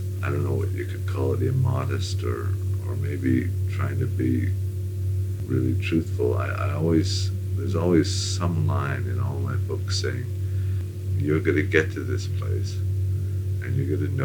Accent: Montreal, Quebec, Canada; growing up in Montreal

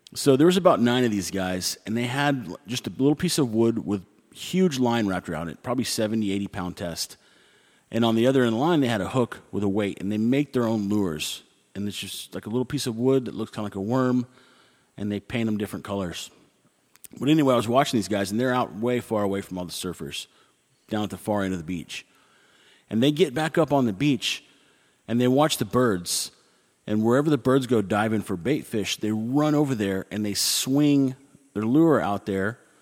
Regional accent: United States; me being American

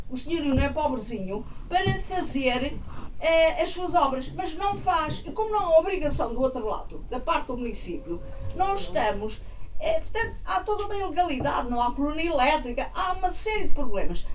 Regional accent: Lisbon, Portugal; Eu nasci em Lisboa, sou lisboeta

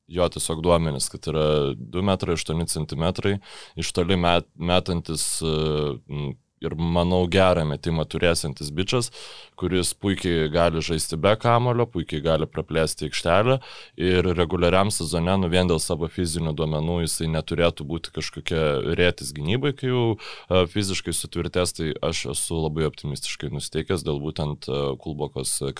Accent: Lithuania; mes lietuviai

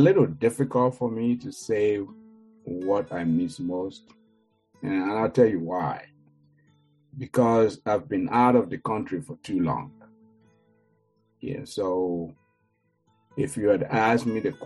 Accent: Nigeria; moved away; growing up in Nigeria

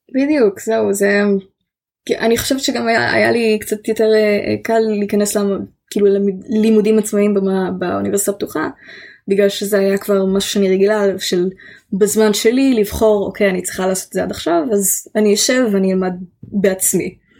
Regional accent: Israel; accent: like Gal Gadot (Israeli English); my accent sometimes sounds a bit like Gal Gadot

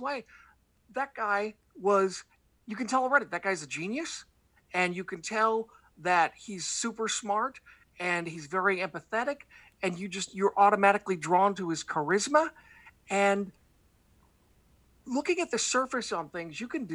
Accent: the Northwest, Pacific Northwest, United States; I do a show called the Portland WrestleCast because I grew up in the Northwest

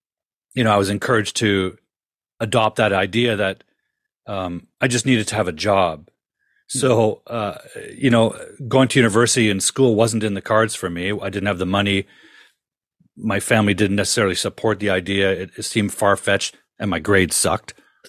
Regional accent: Ontario, Canada; But, you know, growing up in Ontario in the 70s and 60s, there was no way a young kid could dream about being a filmmaker.

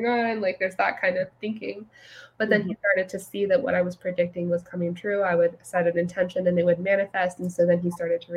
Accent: California, United States; now in Texas, United States; I grew up in a fairly conservative Christian home in California

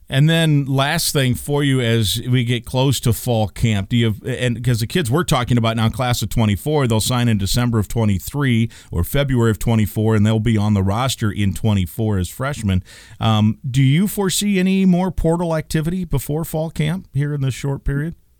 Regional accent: Iowa, United States; moved away; I grew up in Iowa

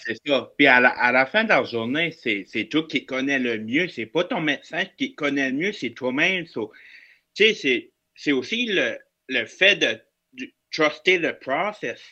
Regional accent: Bathurst, New Brunswick, Canada; je viens du nord du Nouveau-Brunswick, dans une ville qui s'appelle Batters.

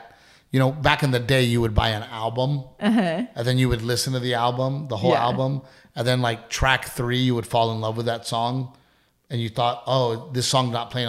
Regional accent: Portland, Texas, United States; also born or lived in Gregory, Texas; growing up in Gregory, Portland, Texas, loving baseball

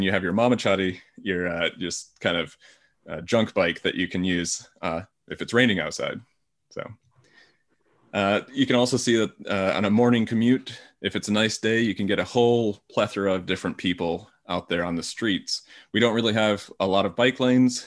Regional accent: United States; accent: American; now in Tokyo, Japan; I'm an American, obviously you can tell from my accent

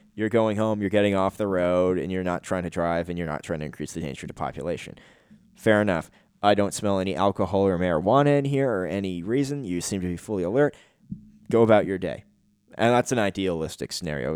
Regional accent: Canada; I'm a Canadian

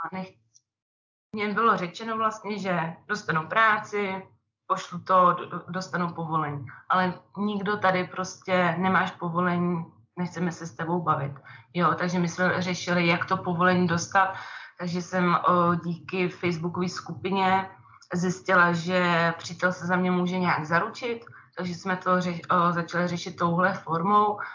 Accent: Czechia; moved away as an adult; now in Brig, Switzerland; jsem taky Češka

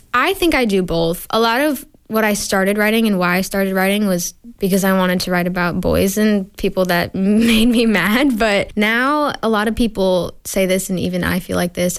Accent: Sudbury, Massachusetts, United States; moved away as an adult; now in Nashville, United States; I grew up in Sudbury, Massachusetts my whole life

